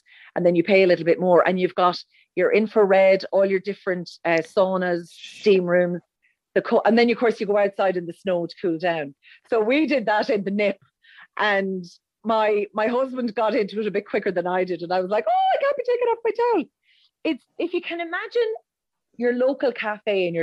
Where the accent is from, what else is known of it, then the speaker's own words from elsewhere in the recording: Roscommon, Connacht, Ireland; moved away; I'm originally from Roscommon